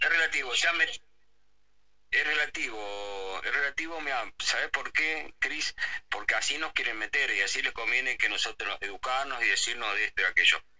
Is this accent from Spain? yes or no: no; Argentina; nos enorgullece como argentinos